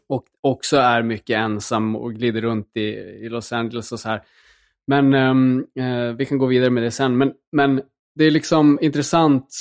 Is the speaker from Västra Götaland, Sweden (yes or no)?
no; Luleå, Norrbotten County, Sweden; jag växte upp i, liksom i Luleå